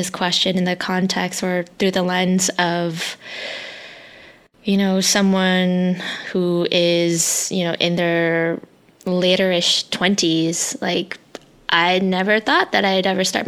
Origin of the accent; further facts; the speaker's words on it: United States; first language Hmong; English is a second language; I grew up in a predominantly white neighborhood where speaking my native tongue, my language, Hmong, was constantly made fun of.